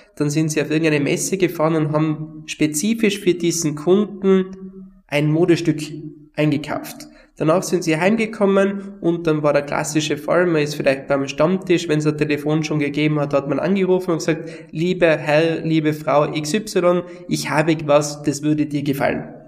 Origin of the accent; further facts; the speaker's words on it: Tyrol, Austria; bei uns in Tirol